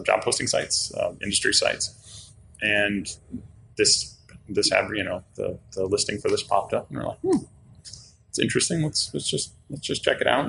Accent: Detroit, Michigan, United States; moved away as an adult; also born or lived in Traverse City, Michigan; now in New Orleans, United States; I'm from the north, so I'm originally from the Detroit area

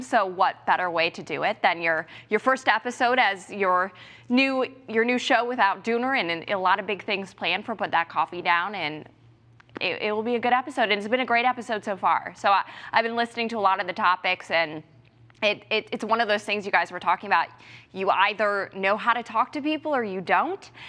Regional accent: Ohio, United States; moved away; I'm from Ohio, and I'm going back home to work for the Cincinnati Police Department

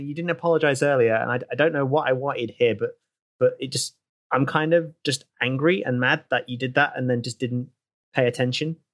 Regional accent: United Kingdom; This I'm British. It would take me at least like five to six hours to build up enough rage to confront someone about something.

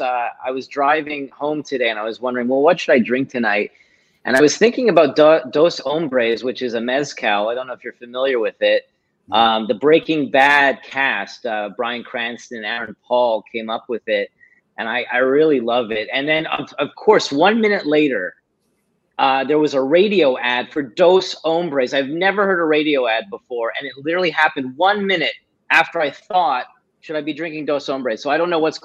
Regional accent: Montreal, Quebec, Canada; I'm originally from Montreal

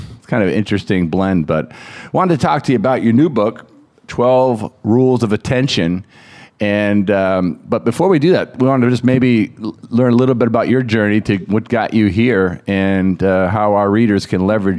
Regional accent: Pittsfield, Massachusetts, United States; not far from where I grew up in Pittsfield, Massachusetts.

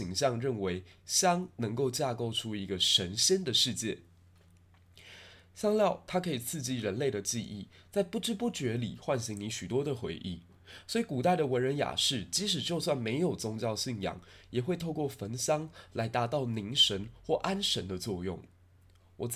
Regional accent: Tainan, Taiwan; 虽然我身为台南人，

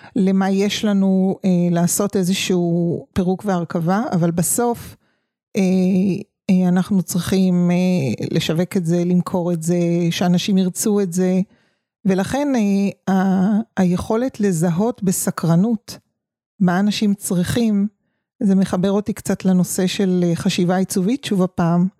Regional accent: Tel Aviv, Tel Aviv District, Israel; moved away as an adult; also born or lived in a village (unnamed); אני תל אביבית במקור ויום בהיר אחד, אה, העתקנו את חיינו לכפר

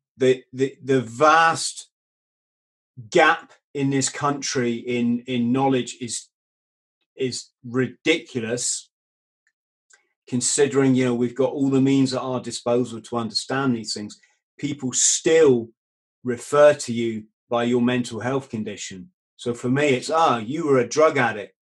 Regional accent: England, United Kingdom; It's this is England. We're British

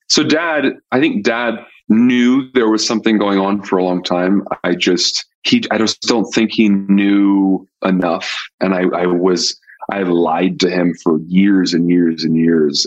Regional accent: Pasadena, California, United States; I grew up in Pasadena, California

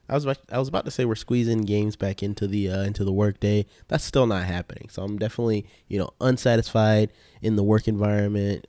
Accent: the South, United States; we're from the South

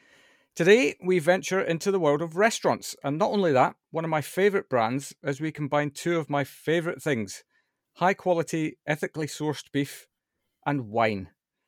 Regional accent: Scotland, United Kingdom; As a Scotsman, I don't think I could have sounded any more Scottish.

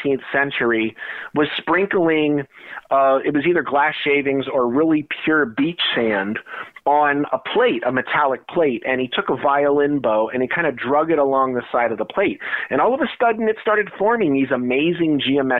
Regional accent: New Jersey, United States; my childhood growing up in New Jersey.

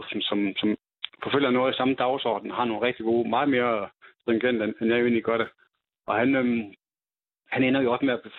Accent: Jutland, Denmark; ude i Jylland, der hvor jeg kommer fra

